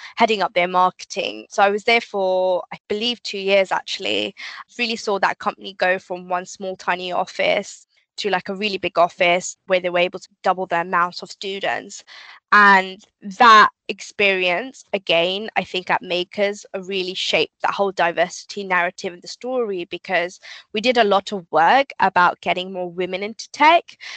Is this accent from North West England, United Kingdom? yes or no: no; London, United Kingdom; moved away as an adult; now in near Slough, United Kingdom; Growing up specifically, I think in East London, you go to kind of state schools